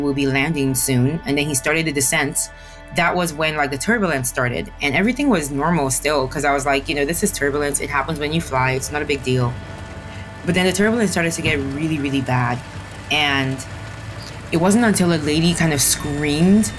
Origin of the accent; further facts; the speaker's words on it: Nigeria; Growing up in Nigeria was challenging at times